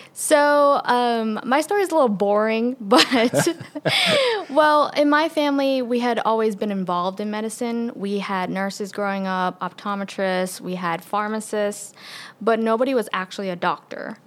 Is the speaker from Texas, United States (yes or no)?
no; New York City, New York, United States; moved away as an adult; now in Conway, United States; I'm originally from, born and raised in Queens, New York City